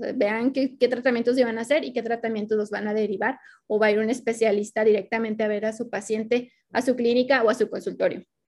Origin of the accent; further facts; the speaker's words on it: Mexico; los que estamos dentro del territorio mexicano, que somos de México